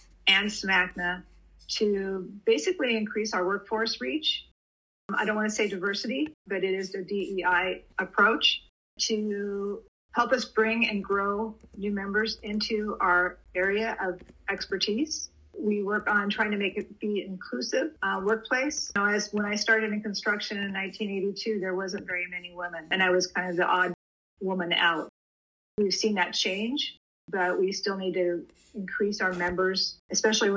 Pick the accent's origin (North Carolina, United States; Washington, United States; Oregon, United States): Oregon, United States; Portland; I'm from, born and raised in Portland, Oregon